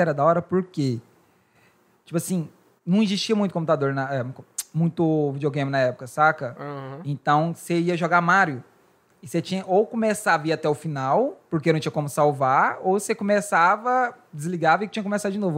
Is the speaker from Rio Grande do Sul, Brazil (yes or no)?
no; Goiás, Brazil; moved away; Goiás, né, que de onde eu sou